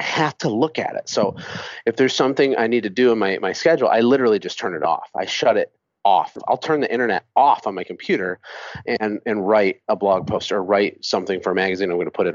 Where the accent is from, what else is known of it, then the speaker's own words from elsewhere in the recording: Michigan, United States; moved away as an adult; now in Costa Rica; I'm from Michigan